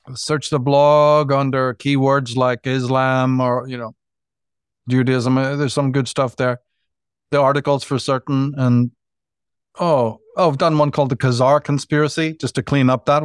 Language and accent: English; Northern Ireland, United Kingdom; growing up in Northern Ireland